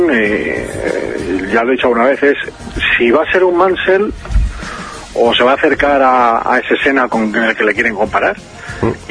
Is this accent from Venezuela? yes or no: no; Asturias, Spain; Yo me soy uno de Asturias